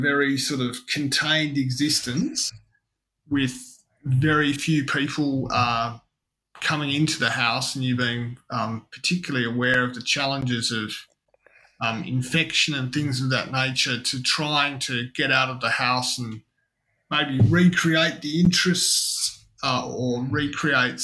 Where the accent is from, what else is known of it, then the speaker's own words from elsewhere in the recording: Western Australia, Australia; moved away as an adult; now in Sydney, Australia; I'm actually from Western Australia, and I moved to Sydney to take on the role of Disability Discrimination Commissioner